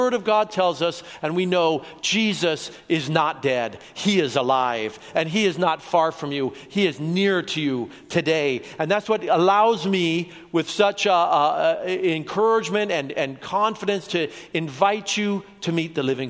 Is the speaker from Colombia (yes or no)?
yes; Colombia; now in Oregon, United States; I was born in Colombia.